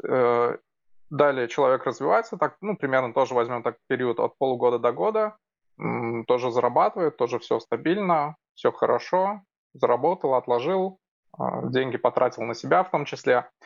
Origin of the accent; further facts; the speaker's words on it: Almetyevsk, Tatarstan, Russia; Город Альметьевск. Мой родной город, где сейчас живу.